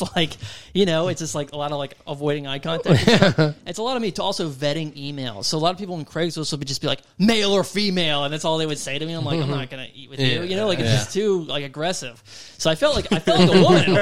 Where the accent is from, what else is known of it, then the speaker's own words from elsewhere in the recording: New York, United States; moved away as an adult; I'm from New York. I moved here in January